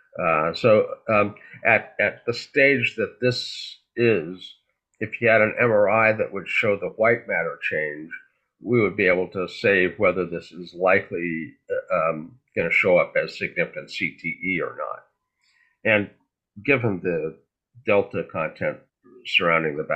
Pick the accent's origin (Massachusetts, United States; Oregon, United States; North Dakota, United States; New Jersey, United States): North Dakota, United States; Fargo; I grew up in Fargo